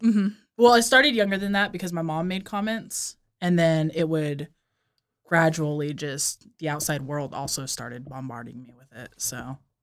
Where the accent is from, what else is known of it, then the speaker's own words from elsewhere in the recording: Hemet, California, United States; Southern California